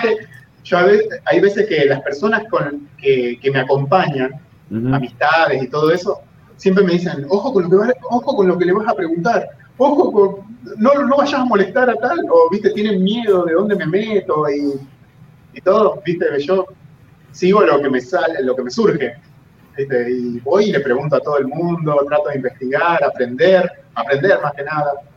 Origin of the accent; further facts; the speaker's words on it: Las Rosas, Santa Fe, Argentina; moved away as an adult; now in Puerto Rico; la ciudad donde yo nací, que es Las Rosas, en la provincia de Santa Fe, en Argentina